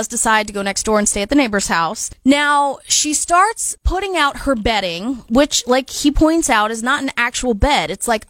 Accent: United States; as an American

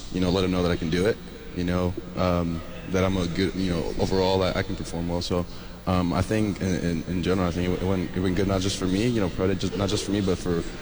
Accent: California, United States; moved away as an adult; now in Lubbock, United States; I'm a kid from California, and somehow ended up here in Lubbock, Texas

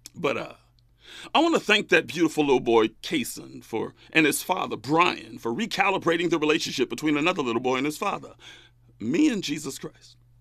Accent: Bakersfield, California, United States; moved away; back in my hometown of Bakersfield

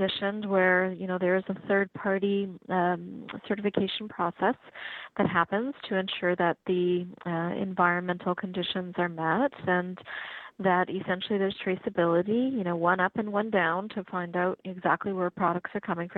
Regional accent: Regina, Saskatchewan, Canada; moved away; I'm from Regina

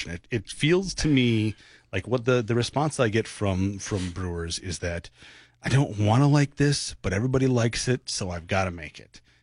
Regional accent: New England, United States; now in Minnesota, United States; I'm from New England.

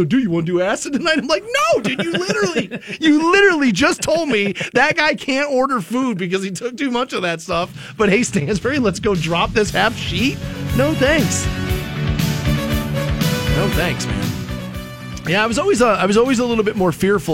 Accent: Twinsburg, Ohio, United States; when I was growing up in Twinsburg, the next city over is Solon

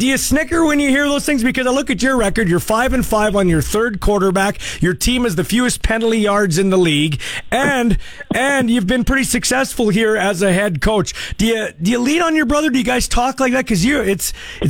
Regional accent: Canada; as a Canadian

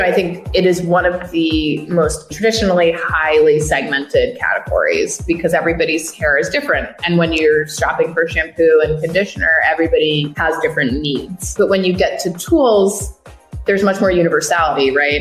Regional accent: Westchester, New York, United States; also born or lived in Brooklyn, New York; I grew up in the yeah. Westchester. Grew up in the Burbs.

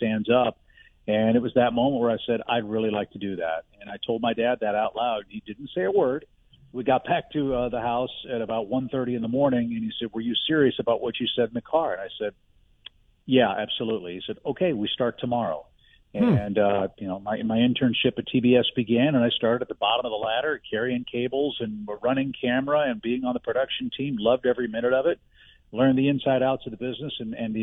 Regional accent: St. Louis, Missouri, United States; moved away as an adult; also born or lived in Georgia / Atlanta / Seattle / Chicago; I grew up in West County, St. Louis, and graduated high school there

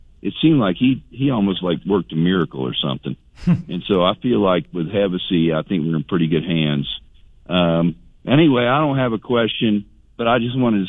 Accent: Lakeland, Florida, United States; I'm a native Lakelander, so I was born in Lakeland. So my, my parents were Lakeland High School graduates.

